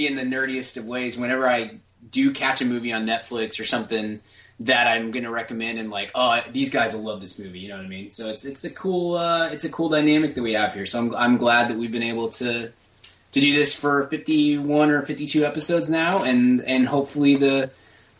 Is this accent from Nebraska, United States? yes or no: no; Dallas, Texas, United States; I'm from Dallas, Fort Worth.